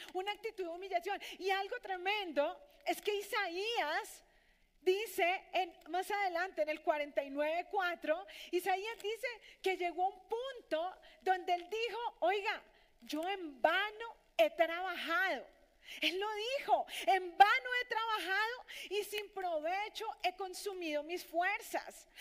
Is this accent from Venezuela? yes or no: no; Colombia; nuestros conciudadanos aquí, en nuestra Colombia